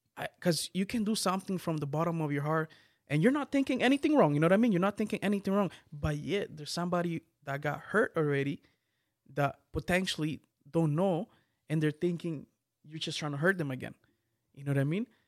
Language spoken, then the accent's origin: English; Guatemala; I'm from Guatemala.